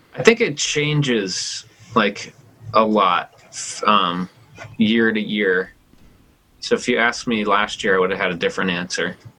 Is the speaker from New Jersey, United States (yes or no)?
yes; New Jersey, United States; moved away as an adult; also born or lived in New York City / Brooklyn; now in Chico, United States; growing up in New Jersey and then like going to school in New York City